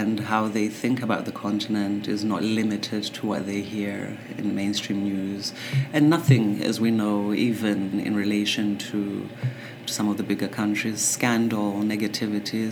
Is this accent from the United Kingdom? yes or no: yes; England, United Kingdom; English is a second language; When I started school in England, of course, I didn't speak a word of English